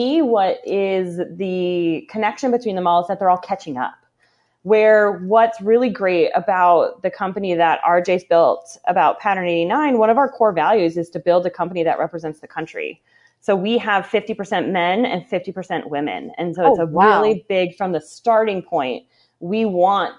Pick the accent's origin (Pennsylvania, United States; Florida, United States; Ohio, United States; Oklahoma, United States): Ohio, United States; Cleveland area; moved away as an adult; also born or lived in Chicago, Illinois; now in Indiana, United States; I grew up in the Cleveland area. So between Cleveland and Akron, in a suburb